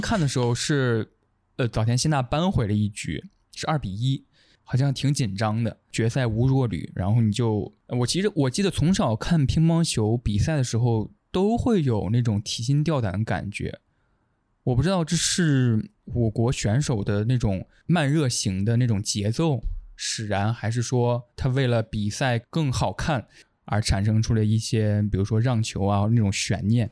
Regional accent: Henan, China; 我是一个河南人

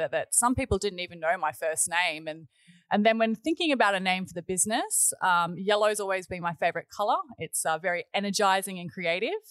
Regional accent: Gold Coast, Queensland, Australia; also born or lived in Wollongong, New South Wales; I was born and bred in Wollongong, and we moved to the Gold Coast when I was about seven. My family purchased a tourist park up here on the Tweed River, and we moved up to the Gold Coast then. So I've been here ever since I was seven

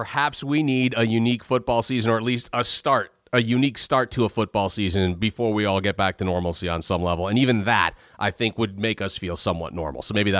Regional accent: Bay Area, California, United States; moved away as an adult; also born or lived in Brooklyn / New Jersey; I was born and raised in the Bay Area

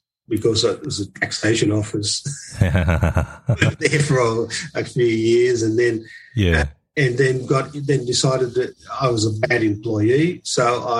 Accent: Grafton, New South Wales, Australia; I was born in Grafton, which is on the North Coast of New South Wales

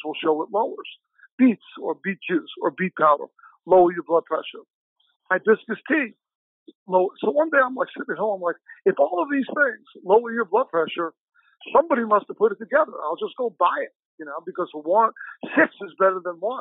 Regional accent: New York, United States; now in Chicago, United States; I'm originally from New York, I live in Chicago

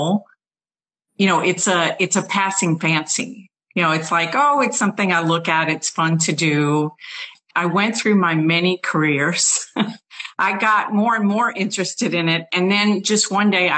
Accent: New Orleans, Louisiana, United States; I was born in New Orleans

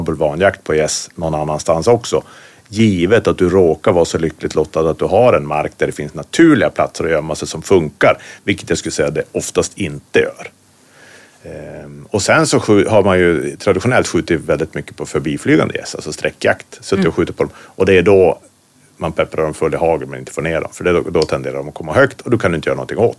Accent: Västerbotten County, Sweden; now in Norrbotten, Sweden; Jag är från Västerbotten, bor i Norrbotten

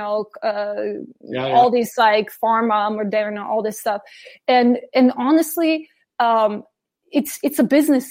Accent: Slovenia; also born or lived in New York City, United States; now in Germany; my hometown in Slovenia

